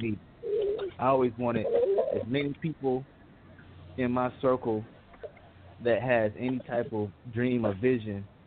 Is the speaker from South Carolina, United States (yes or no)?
yes; Aiken, South Carolina, United States; now in Lawrenceville, United States; I'm from Aiken, South Carolina